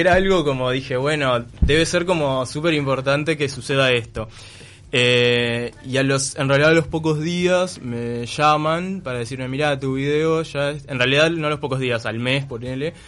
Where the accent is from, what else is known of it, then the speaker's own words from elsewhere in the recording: Melo, Cerro Largo, Uruguay; moved away as an adult; now in Montevideo, Uruguay; Yo soy de Melo, es que es eso, ciudad del interior